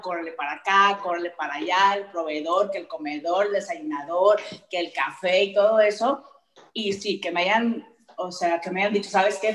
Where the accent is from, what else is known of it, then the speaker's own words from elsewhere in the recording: Sonora, Mexico; moved away; yo soy de Sonora